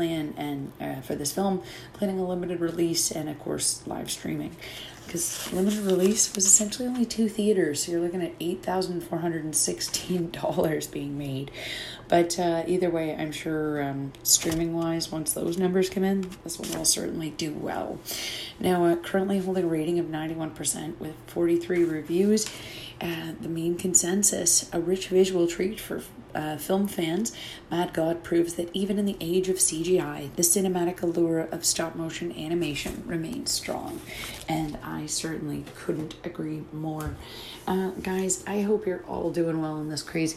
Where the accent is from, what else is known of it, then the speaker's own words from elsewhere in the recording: Canada; being a Canadian